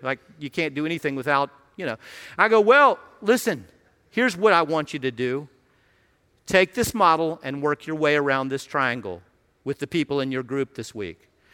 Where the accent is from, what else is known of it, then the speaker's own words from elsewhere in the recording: Radford, Virginia, United States; moved away as an adult; now in Washington, D.C. area, United States; I grew up in Radford